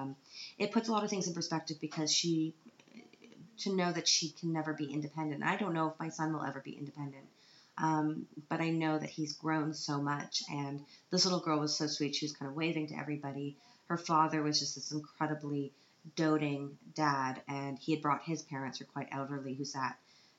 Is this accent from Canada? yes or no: yes; Canada; now in Vienna, Austria; because I'm Canadian